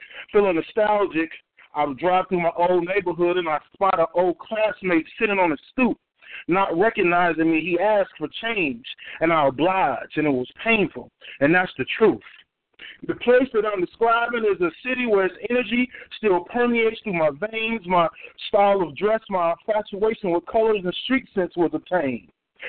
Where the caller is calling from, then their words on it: Georgia, United States; I'm calling from Georgia.